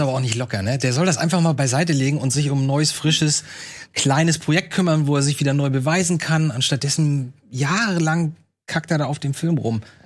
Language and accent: German; Lübeck, Schleswig-Holstein, Germany; Bei uns, bei uns in Lübeck